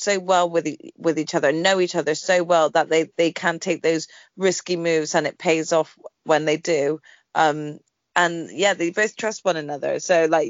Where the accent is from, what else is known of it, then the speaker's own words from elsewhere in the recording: United Kingdom; we're British